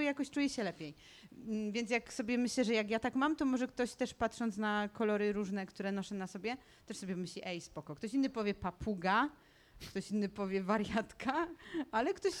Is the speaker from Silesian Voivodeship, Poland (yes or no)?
yes; Tarnowskie Góry, Silesian Voivodeship, Poland; jestem ze Śląska